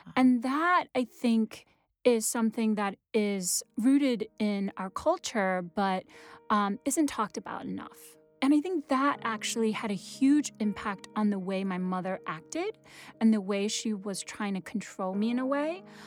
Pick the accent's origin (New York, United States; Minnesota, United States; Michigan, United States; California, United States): New York, United States; New York City; first language Wenzhounese; English is a second language; also born or lived in Wenzhou, China; now in Brooklyn, United States; I grew up in Queens